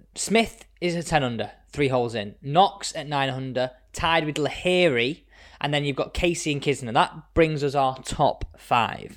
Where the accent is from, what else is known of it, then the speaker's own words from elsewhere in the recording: Manchester, North West England, United Kingdom; I'm from Manchester